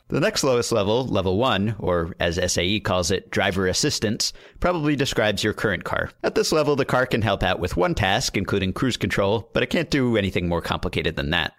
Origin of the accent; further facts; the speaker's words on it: New York City, New York, United States; I grew up in Manhattan, and so I never needed to drive.